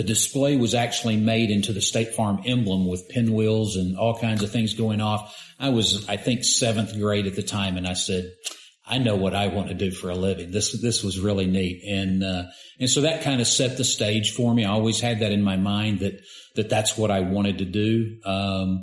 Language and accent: English; Rogers, Arkansas, United States; Born and raised. Born and raised in Rogers